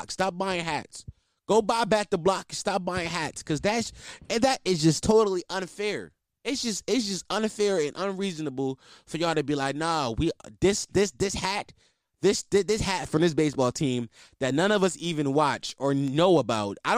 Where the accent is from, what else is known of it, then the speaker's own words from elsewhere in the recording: East Coast, United States; Listen, I'm from the East Coast, by the way.